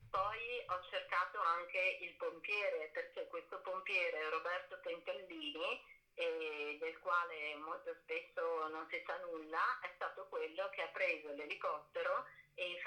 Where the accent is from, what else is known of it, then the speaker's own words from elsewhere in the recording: Treviso, Veneto, Italy; now in Venice, Italy; io sono nata a Treviso, abito a Venezia dal 2000, avevo 20 anni